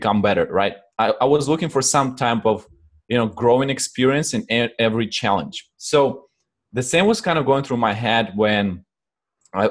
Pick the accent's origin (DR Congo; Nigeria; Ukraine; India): Ukraine; English is a second language; also born or lived in Poland; now in United States; I'm originally from Ukraine, and then I moved to Poland. I used to live in Poland and a few other countries in Europe.